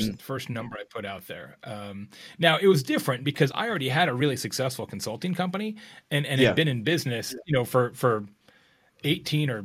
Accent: Arizona, United States; moved away; I'm from Arizona originally

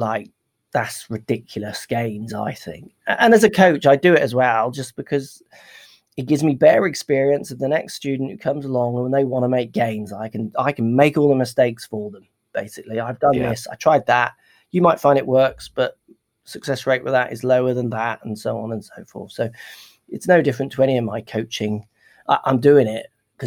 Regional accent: United Kingdom; UK guy

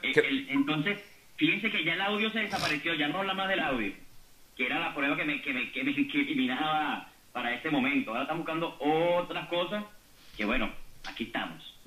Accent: Guatire, Miranda, Venezuela; Yo solamente soy un ciudadano venezolano, guatileño, preocupado por mi ciudad.

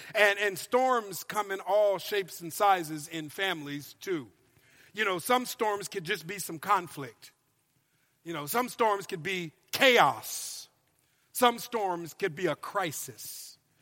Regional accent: Minnesota, United States; moved away as an adult; also born or lived in Louisiana; now in California, United States; I've lived in California now for 13 years, but I'm originally from Minnesota

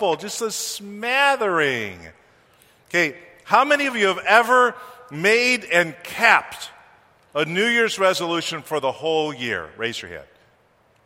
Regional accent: East Coast, United States; moved away as an adult; I'm from the East Coast

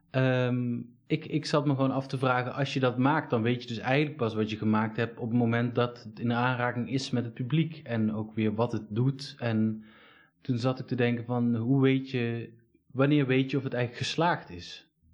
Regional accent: Eindhoven, North Brabant, Netherlands; ik kom uit Eindhoven

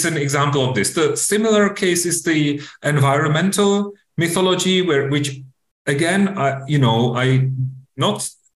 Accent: Czechia; my home country, Czech Republic

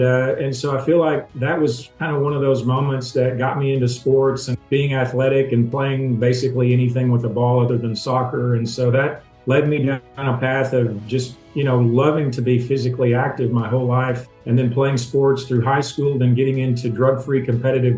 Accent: Tennessee, United States; growing up in the South and from being from Tennessee, I grew up around these people who ate for taste

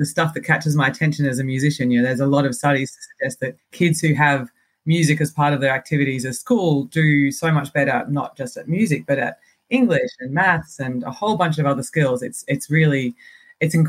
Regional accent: Geelong, Victoria, Australia; I'm Australian. So I went to school in a place called Geelong, which is about an hour outside Melbourne.

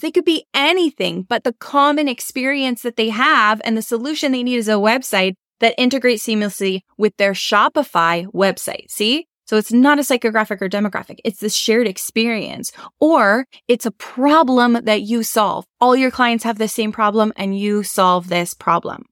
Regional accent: Canada; we're not American, we're Canadian

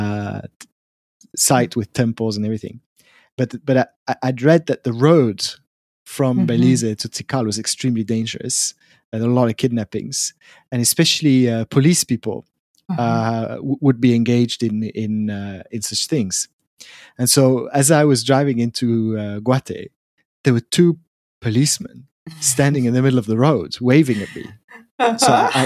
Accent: Switzerland; coming from Switzerland

